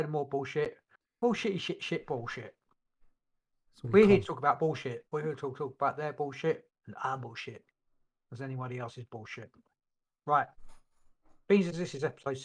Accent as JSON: {"language": "English", "region": "England", "country": "United Kingdom", "said": "I'm not American. I'm English. 100% English."}